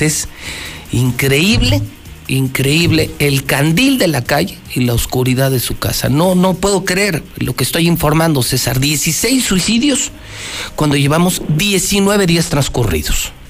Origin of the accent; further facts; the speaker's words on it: Aguascalientes, Mexico; mi tierra, pobre de mi Aguascalientes